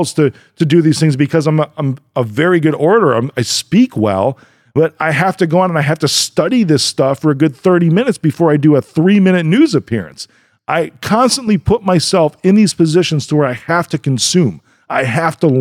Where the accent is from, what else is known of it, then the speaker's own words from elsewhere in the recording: Chicago, Illinois, United States; I'm from Chicago